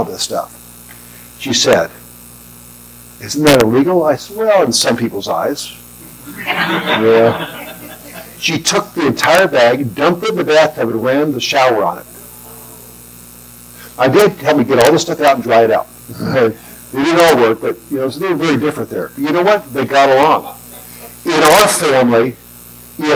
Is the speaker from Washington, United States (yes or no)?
no; Southern California, United States; I grew up in Southern California